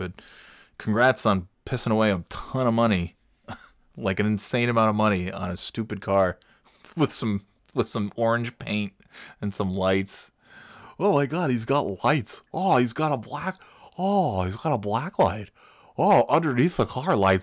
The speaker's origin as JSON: {"language": "English", "region": "New York", "country": "United States", "said": "I'm from New York, so this isn't really like a great drastic change for me. It's just slightly cloudier than the other cloudy area that I'm from"}